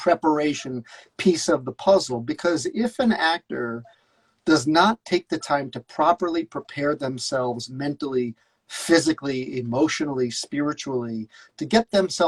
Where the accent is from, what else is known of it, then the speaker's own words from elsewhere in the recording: Scotland, United Kingdom; accent: Scottish; and then I would have to counter with my brilliant Scottish accent.